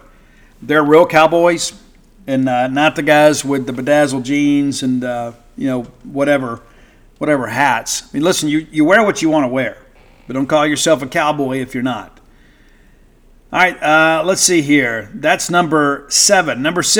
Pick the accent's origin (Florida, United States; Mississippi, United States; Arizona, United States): Mississippi, United States; South; It reminds me of growing up in South Mississippi.